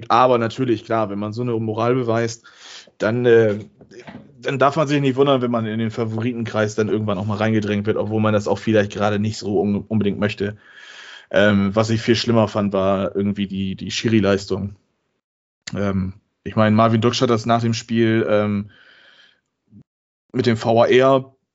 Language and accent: German; Bremen, Germany; das sage ich jetzt als Bremer, ob man den so geben muss, weiß ich nicht.